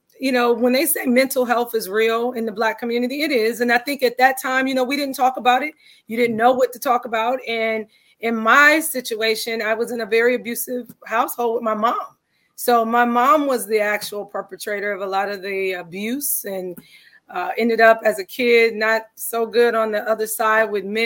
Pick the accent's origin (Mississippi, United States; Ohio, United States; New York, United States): Ohio, United States; Cleveland; Cleveland, Ohio is my hometown